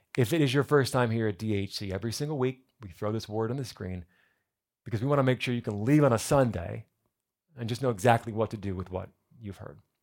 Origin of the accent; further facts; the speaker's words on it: New Jersey, United States; now in South Florida, United States; I'm from New Jersey.